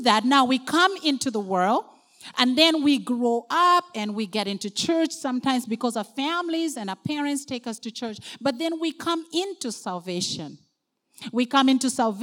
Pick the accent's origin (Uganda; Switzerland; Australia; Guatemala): Uganda; now in Canada; I'm originally from Uganda